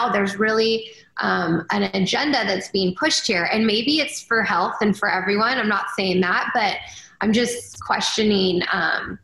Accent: Canada; now in United States; I'm actually from Canada

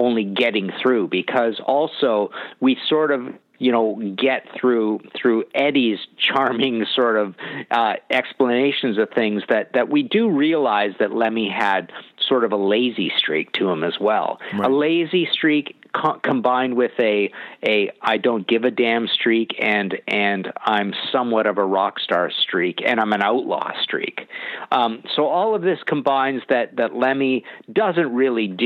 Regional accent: British Columbia, Canada; I'm from Canada

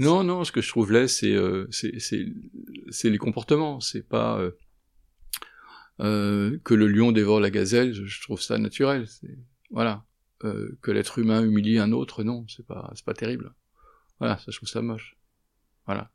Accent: Paris, Île-de-France, France; je suis parisien

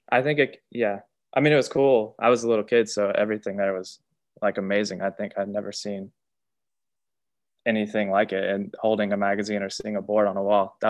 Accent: Lakeland, Florida, United States; also born or lived in Tampa / Atlanta; But I moved to Atlanta, Georgia until fifth grade, and then I ended up in Lakeland.

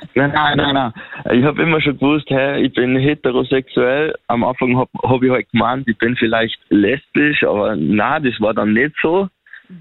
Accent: Upper Austria, Austria; ich komme aus Oberösterreich

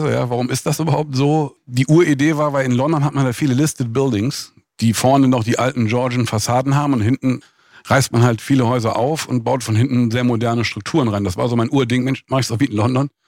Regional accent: Rhineland, Germany; Und als Rheinländer dachte ich, ich gucke mir mal einen zugefrorenen Fluss an, das wird ja auch immer seltener.

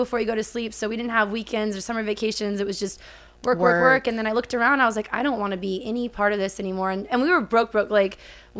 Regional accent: Kerman, California, United States; moved away as an adult; I grew up in a small town. It's Kerman, California, the very middle of California

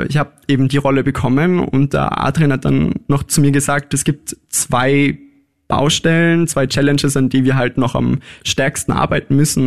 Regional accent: Innsbruck, Tyrol, Austria; also born or lived in Scheibbs, Lower Austria; Geboren in Scheibs in Niederösterreich, das stimmt, aufgewachsen aber größtenteils in Innsbruck.

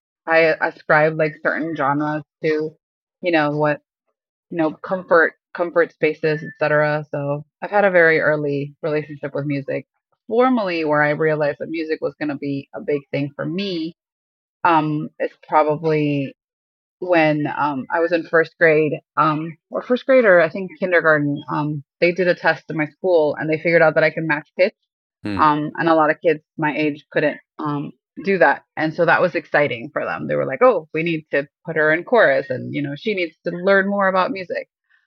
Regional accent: Miami, Florida, United States; born there; also born or lived in Ecuador; So where I'm from, I was born here in Miami, but I lived for a little bit in South America. My parents are from Ecuador. So I feel like I've always had like a foot in two worlds. I actually did my primary school in Ecuador.

